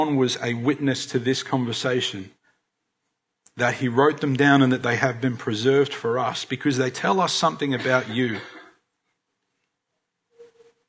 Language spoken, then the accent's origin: English; Australia; as Aussie Christians